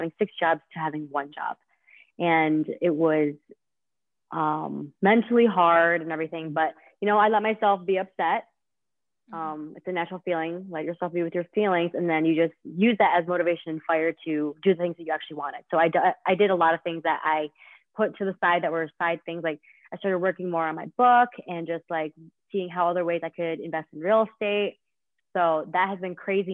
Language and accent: English; Liverpool, New York, United States; I grew up in Liverpool. I went to Liverpool High School